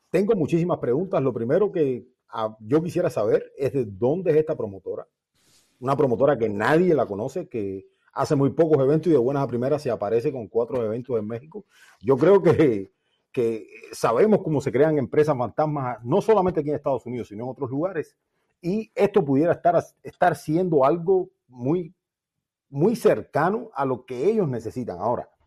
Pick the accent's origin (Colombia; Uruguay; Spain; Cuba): Cuba; le ha pasado factura determinadas situaciones que nosotros vimos en Cuba, como cubanos sabemos ahora.